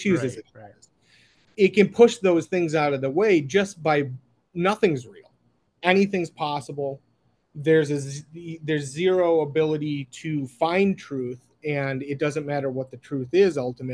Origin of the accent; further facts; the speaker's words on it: Minneapolis, Minnesota, United States; I'm from Minneapolis